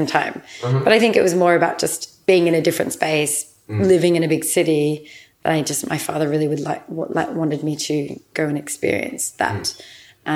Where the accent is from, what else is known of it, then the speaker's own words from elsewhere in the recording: outside of Melbourne, Victoria, Australia; moved away as an adult; now in London, United Kingdom; I grew up outside of Melbourne. I went to a boarding school outside of Melbourne. And so I grew up on farms about 3 hours